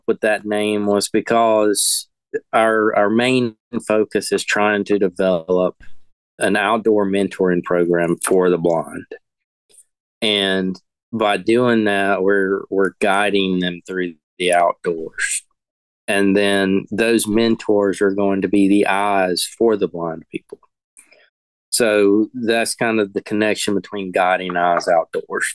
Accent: the Piedmont of North Carolina, United States; I grew up in the Piedmont of North Carolina

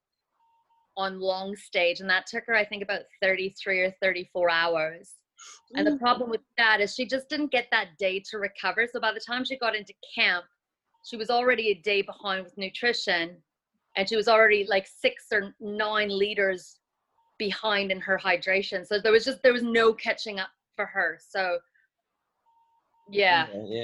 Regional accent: Canada; moved away as an adult; now in New Zealand; I'm Canadian. So I moved out here about 16 years ago.

